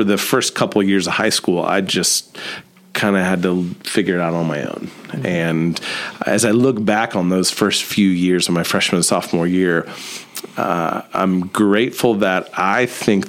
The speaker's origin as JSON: {"language": "English", "town": "Columbia City", "region": "Indiana", "country": "United States", "tie": "born or raised there", "also_born_or_lived": "Dayton, Ohio / St. Louis, Missouri", "said": "I grew up in Columbia City"}